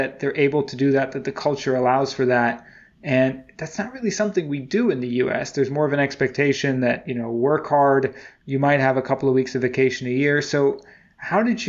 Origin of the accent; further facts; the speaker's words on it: United States; growing up in America